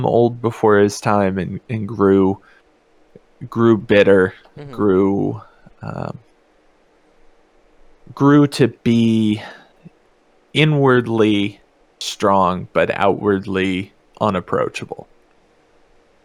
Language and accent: English; mountains of Virginia, United States; moved away as an adult; also born or lived in Kansas; now in Bay Area, California, United States; I grew up, as I mentioned before, extremely small town in the mountains of Virginia